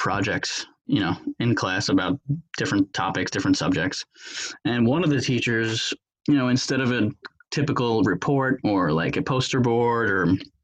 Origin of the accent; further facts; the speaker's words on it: New York, United States; I grew up in New York, live here currently.